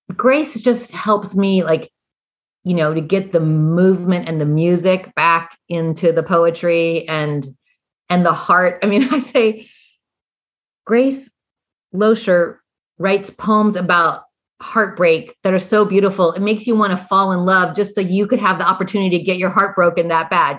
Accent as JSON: {"language": "English", "region": "Indiana", "country": "United States", "also_born_or_lived": "Kentucky / Arkansas", "moved": "yes", "said": "I come from Indiana, you know, and so I have and I've worked in Kentucky and Arkansas"}